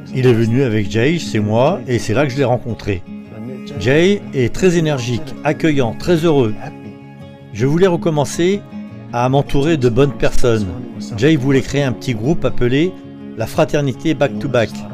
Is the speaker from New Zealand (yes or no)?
yes; Auckland, New Zealand; moved away as an adult; also born or lived in Sydney; now in Dubbo, Australia; je suis né à Auckland en Nouvelle-Zélande avec une éducation tongienne. J'ai grandi en jouant au football dans ce même pays.